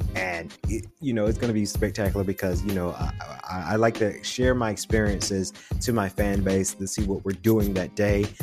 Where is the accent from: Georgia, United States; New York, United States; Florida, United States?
Georgia, United States; Macon; also born or lived in Atlanta, Georgia; Macon, Georgia, Jones County area is where we we grew up, Millersville area, and it was the country area as well